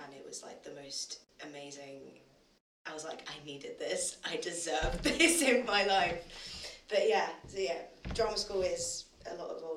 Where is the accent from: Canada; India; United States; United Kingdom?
United Kingdom; London; Because I come from Brixton. I've lived in Brixton, South London, my entire life.